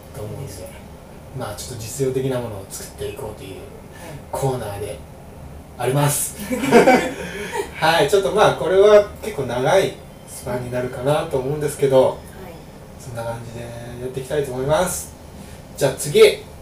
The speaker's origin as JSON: {"language": "Japanese", "town": "Hamamatsu", "region": "Shizuoka", "country": "Japan", "tie": "born or raised there", "said": "僕の僕が出身浜松なんですけど"}